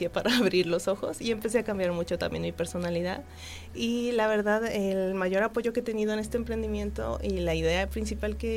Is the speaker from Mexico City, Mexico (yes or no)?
yes; Mexico City, Mexico; now in Querétaro, Mexico; Pues yo vengo de la Ciudad de México.